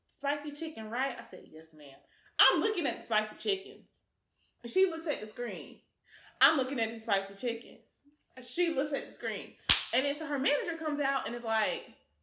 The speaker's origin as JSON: {"language": "English", "country": "Nigeria", "said": "I'm your Nigerian friend"}